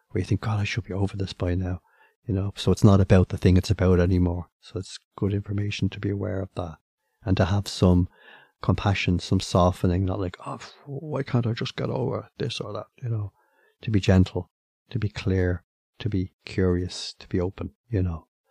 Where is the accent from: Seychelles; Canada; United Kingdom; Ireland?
Ireland; as the Irish